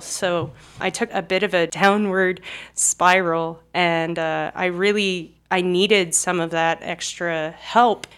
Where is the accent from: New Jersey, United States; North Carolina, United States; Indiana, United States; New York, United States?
New Jersey, United States; Cherry Hill; accent: South Jersey; moved away as an adult; also born or lived in Arizona; now in Moscow, Idaho, United States; originally I'm from Cherry Hill, New Jersey